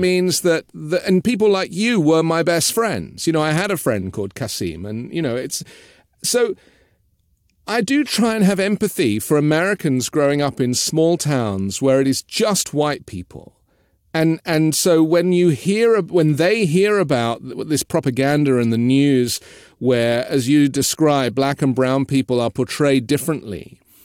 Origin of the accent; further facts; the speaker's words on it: London, United Kingdom; I grew up in London